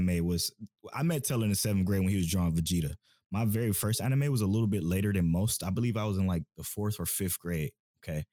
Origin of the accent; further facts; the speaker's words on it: Maple Heights, Ohio, United States; we're from Cleveland. We lived in a suburb in Cleveland called Maple Heights, and we went to school together. The seventh grade is when I met Montel